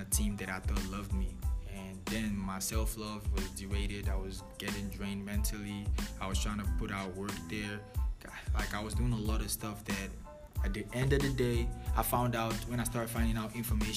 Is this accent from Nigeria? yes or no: yes; Nigeria; moved away; Nigerian, born and brought up, fully blooded